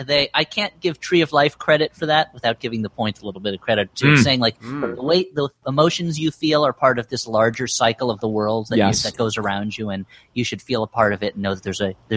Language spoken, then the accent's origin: English; United States; as an American.